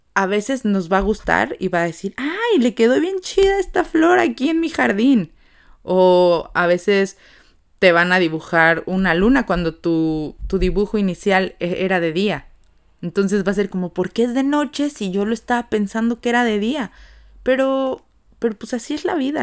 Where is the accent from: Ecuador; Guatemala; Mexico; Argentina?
Mexico; como mexicanos